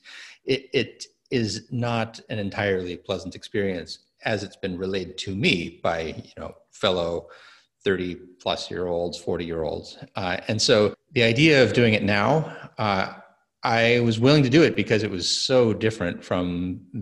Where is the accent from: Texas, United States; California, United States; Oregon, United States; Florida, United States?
Texas, United States; moved away; also born or lived in New England; I am from Texas